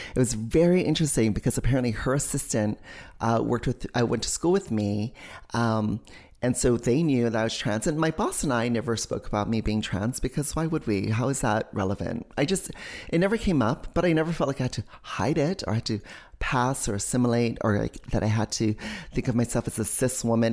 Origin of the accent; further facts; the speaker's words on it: Hawaii, United States; moved away as an adult; also born or lived in New York City; When you're growing up in Hawaii